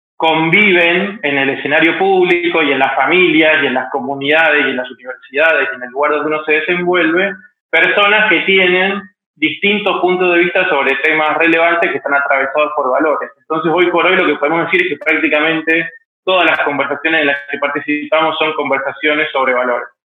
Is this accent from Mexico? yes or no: no; Mendoza, Argentina; moved away as an adult; now in Buenos Aires, Argentina; soy de Mendoza, Argentina. Desde el año 2000 vivo en Buenos Aires, donde vine a estudiar comunicación.